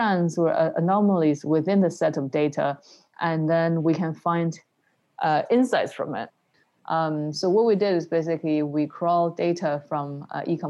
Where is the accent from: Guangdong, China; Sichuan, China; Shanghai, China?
Guangdong, China; Shenzhen; moved away as an adult; also born or lived in Beijing / London; I was born in Beijing in the 80s and then moved with my family to Shenzhen in the early 90s.